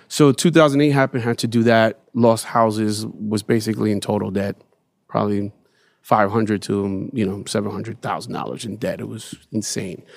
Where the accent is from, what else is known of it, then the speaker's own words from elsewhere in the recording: New York City, New York, United States; growing up in Bed Stuy